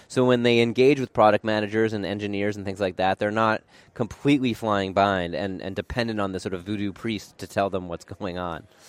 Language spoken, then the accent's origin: English; Portland, Oregon, United States; moved away as an adult; I grew up in Portland, Oregon.